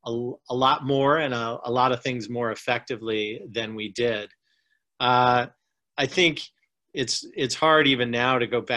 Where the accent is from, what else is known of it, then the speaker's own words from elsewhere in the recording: the North, United States; now in the South, United States; I grew up in the North, and even though I have lived in the South for a long period of time